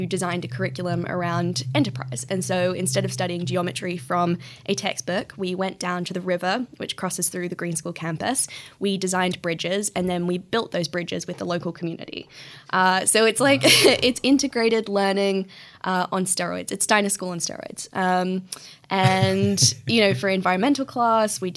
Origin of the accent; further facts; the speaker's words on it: Australia; moved away; also born or lived in Bali, Indonesia; where I grew up in Australia is a really beautiful part of the world.